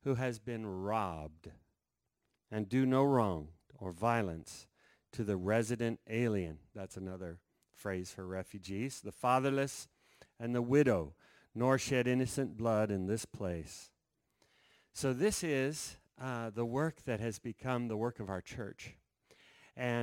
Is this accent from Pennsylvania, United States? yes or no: no; Denver, Colorado, United States; We're from Denver, Colorado